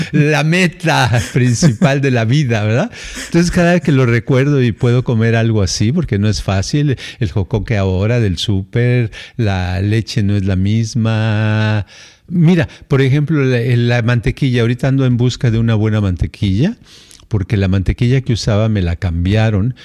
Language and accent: Spanish; Mexico City, Mexico; moved away; cuando tenía yo, creo que tenía yo unos siete a ocho años, y nos fuimos de la Ciudad de México a, Jalisco